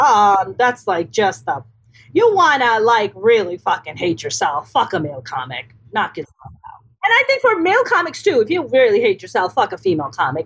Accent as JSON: {"language": "English", "region": "East Coast", "country": "United States", "tie": "born or raised there", "said": "growing up on the East Coast, I grew up with four older brothers."}